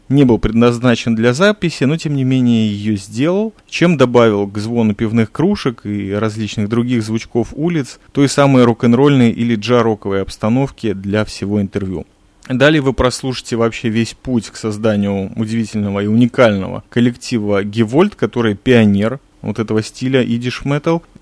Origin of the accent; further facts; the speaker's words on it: Kyiv, Ukraine; now in Israel; Родился я в Киеве на Украине.